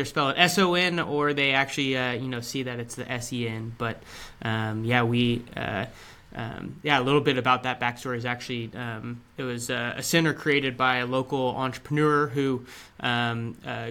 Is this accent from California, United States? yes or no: yes; Sacramento, California, United States; I was born and raised in the Sacramento region